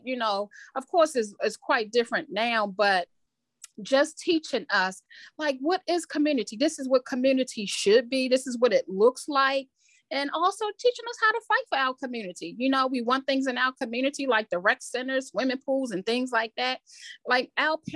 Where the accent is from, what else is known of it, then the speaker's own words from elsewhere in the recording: Baltimore, Maryland, United States; I was born and raised in Southwest Baltimore